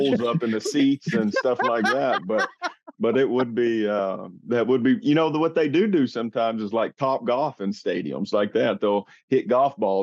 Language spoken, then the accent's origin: English; Jonesboro, Arkansas, United States; moved away as an adult; now in Pennsylvania, United States; I'm originally from Arkansas, Jonesboro, Arkansas. Grew up deer and duck hunting my whole life.